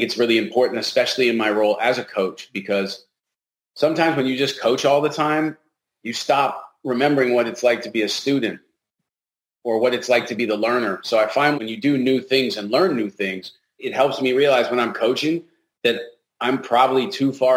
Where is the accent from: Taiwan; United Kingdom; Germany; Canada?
Canada; now in United States; So as a Canadian, I come down here